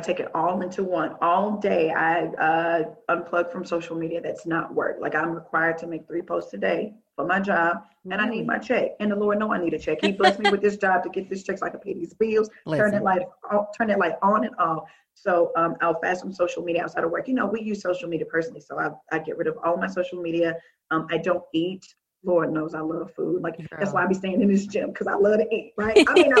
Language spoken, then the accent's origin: English; the South, United States; I'm from the South. We love line dancing.